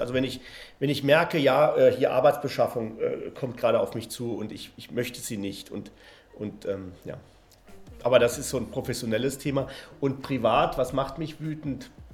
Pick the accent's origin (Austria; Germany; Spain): Spain; moved away; Ich bin ja in Spanien aufgewachsen